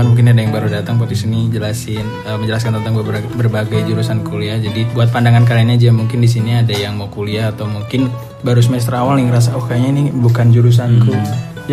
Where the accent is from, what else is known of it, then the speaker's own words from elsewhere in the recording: Java, Indonesia; accent: medok; Iya, saya juga agak medok ini karena saya Javanese